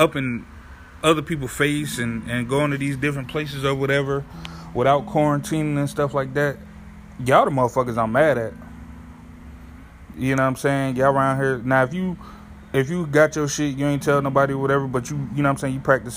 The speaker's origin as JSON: {"language": "English", "town": "New Haven", "region": "Connecticut", "country": "United States", "tie": "born or raised there", "moved": "yes", "said": "my home state of New Haven, Connecticut, or whatever. My hometown"}